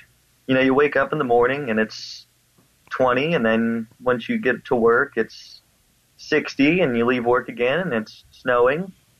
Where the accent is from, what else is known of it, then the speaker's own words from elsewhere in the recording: Pittsburgh, Pennsylvania, United States; I am from Pittsburgh, Pennsylvania. I am 22 years old